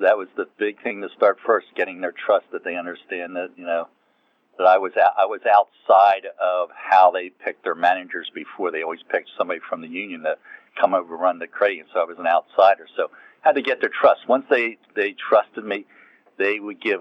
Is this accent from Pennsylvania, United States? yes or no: yes; Philadelphia, Pennsylvania, United States; also born or lived in North Carolina; I grew up in the Philadelphia area. So I came back up here to where I really grew up